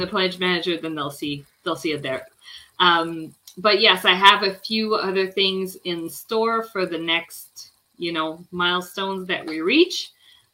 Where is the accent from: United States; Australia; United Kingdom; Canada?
Canada; Quebec; now in near Toronto, Canada; I was born in Quebec, but I'm now right outside of Toronto, like about an hour and a bit from Toronto